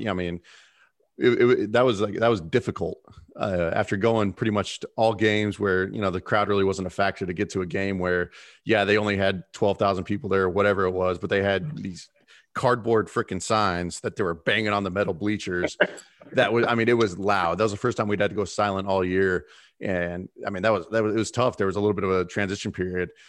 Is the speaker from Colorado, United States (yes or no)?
yes; Fort Morgan, Colorado, United States; I came from Fort Morgan, a town of nine thousand people